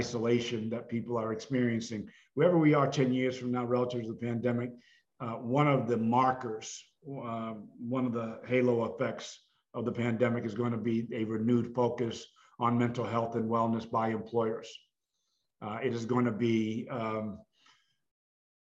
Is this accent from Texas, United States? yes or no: no; Massachusetts, United States; growing up in Massachusetts in foster care